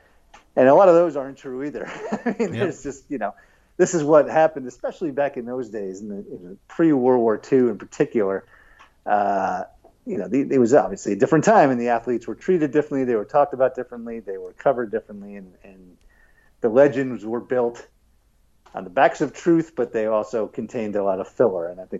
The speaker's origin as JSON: {"language": "English", "region": "New York", "country": "United States", "moved": "yes", "lives_now": "Atlanta, United States", "said": "I'm not originally from here though, so I shouldn't brag about it too much. I'm from New York, home of the U.S. Open coming up."}